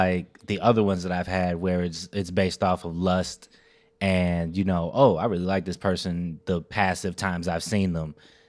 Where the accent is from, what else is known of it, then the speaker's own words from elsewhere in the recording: Chicago, Illinois, United States; I'm born out west.